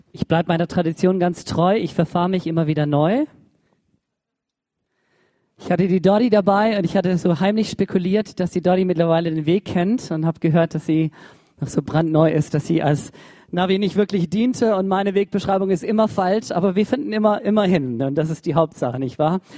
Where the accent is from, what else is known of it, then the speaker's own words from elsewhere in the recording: Baden-Württemberg, Germany; Ich dachte, ich bin Schwabe, ich schaff's auch allein.